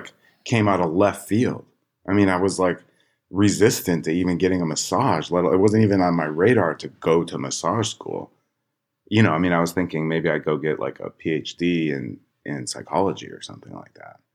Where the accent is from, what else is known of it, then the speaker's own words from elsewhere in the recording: Chicago, Illinois, United States; And I grew up in Chicago